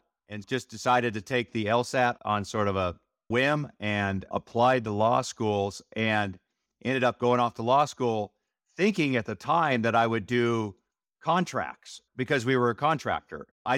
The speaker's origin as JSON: {"language": "English", "region": "Montana", "country": "United States", "tie": "born or raised there", "said": "I grew up in Montana, and my dad had a irrigation and construction company in Montana."}